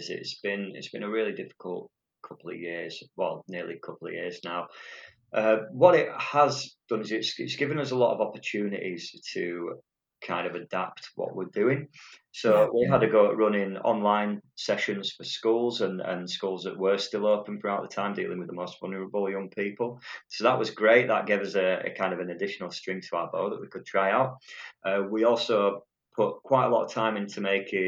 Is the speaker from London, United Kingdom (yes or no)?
no; Otley, Yorkshire and the Humber, United Kingdom; also born or lived in Horsforth / Leeds; So I was born in Otley and lived there ever since, pretty much. Well, I moved up to Horsforth, but I've always been around Leeds